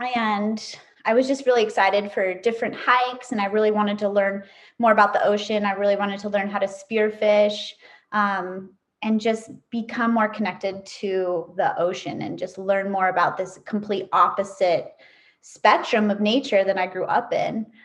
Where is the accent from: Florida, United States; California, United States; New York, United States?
California, United States; Tahoe City; also born or lived in Kauai, Hawaii; now in Maui, United States; I was actually born on the island of Kauai, but I grew up in Northern California. Um, I grew up in a little town around Lake Tahoe called Tahoe City, California